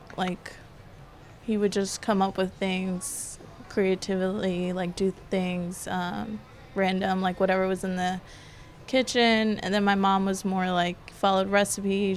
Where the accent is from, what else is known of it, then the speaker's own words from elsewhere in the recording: Decatur, Georgia, United States; also born or lived in Denver, Colorado / Canton, Georgia; So my family moved us to Decatur, to the city